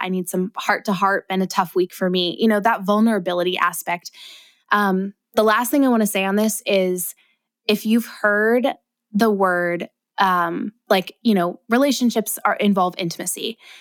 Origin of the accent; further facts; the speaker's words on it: Ohio, United States; moved away as an adult; also born or lived in Northern California; now in Southern California, United States; I was from Ohio